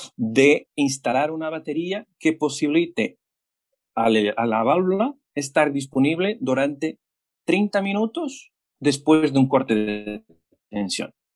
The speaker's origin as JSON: {"language": "Spanish", "country": "Portugal", "second_language": "Spanish", "moved": "as an adult", "lives_now": "Chile", "said": "yo soy portugués"}